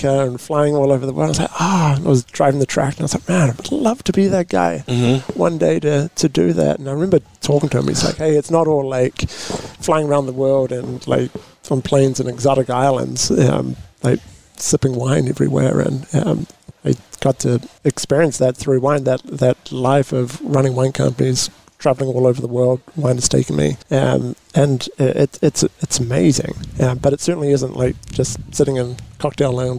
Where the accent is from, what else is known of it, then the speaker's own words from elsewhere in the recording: New Zealand; now in Paso Robles, United States; born and raised in New Zealand